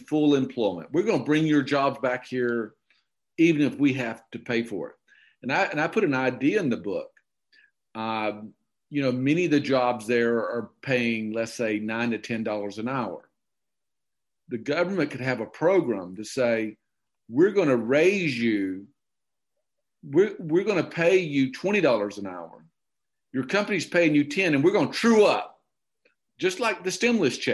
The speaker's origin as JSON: {"language": "English", "area": "Okefenokee Swamp", "region": "Georgia", "country": "United States", "tie": "born or raised there", "moved": "yes"}